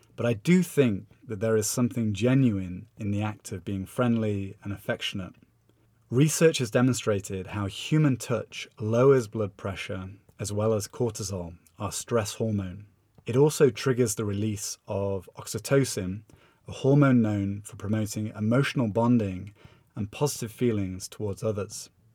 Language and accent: English; United Kingdom; moved away as an adult; now in São Paulo, Brazil; As a British person